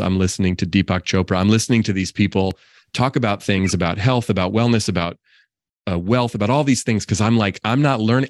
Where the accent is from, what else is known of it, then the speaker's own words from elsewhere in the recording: Oakland, California, United States; also born or lived in Marin County, California; I grew up in Oakland, California. I still live in the Bay Area, not in Oakland anymore